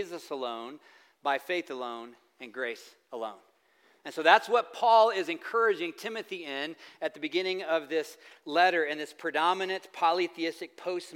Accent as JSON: {"language": "English", "region": "the South", "country": "United States", "said": "I'm from the South"}